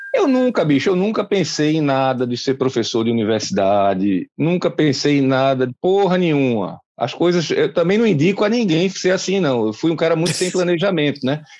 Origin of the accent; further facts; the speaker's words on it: Recife, Pernambuco, Brazil; eu comecei gurizinho numa escola chamada Padre Donino, no bairro de Casa Forte, eu sou pernambucano